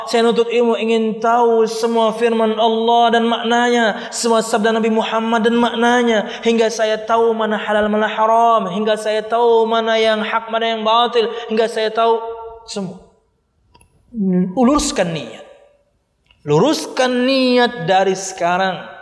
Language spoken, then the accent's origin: Indonesian; Kalimantan, Indonesia; Tapi karena kondisi, saya dari Kalimantan.